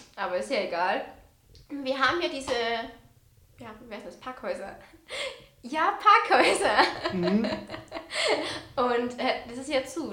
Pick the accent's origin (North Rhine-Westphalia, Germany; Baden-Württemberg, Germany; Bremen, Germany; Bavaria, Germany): Bavaria, Germany; bei uns in Bayern.